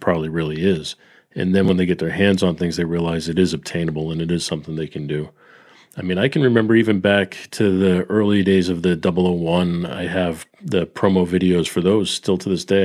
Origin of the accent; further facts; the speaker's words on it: Peabody, Massachusetts, United States; my hometown in Peabody